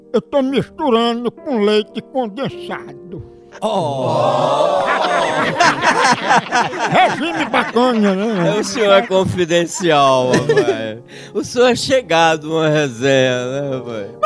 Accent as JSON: {"language": "Portuguese", "town": "Salvador", "region": "Bahia", "country": "Brazil", "said": "Nós somos de Salvador, Bahia, bairro Brotas."}